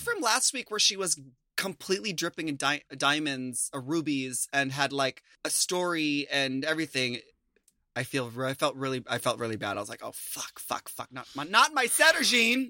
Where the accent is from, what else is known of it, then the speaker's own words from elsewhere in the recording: United States; as an American